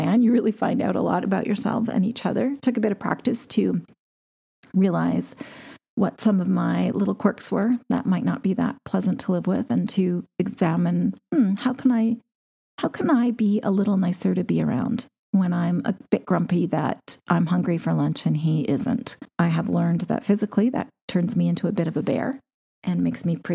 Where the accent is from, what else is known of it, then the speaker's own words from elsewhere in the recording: Canada; As a Canadian